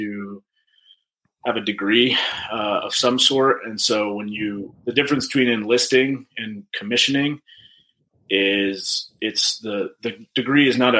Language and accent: English; Massachusetts, United States; moved away as an adult; also born or lived in New York / Maine / Boston; I kind of bounced around Massachusetts a lot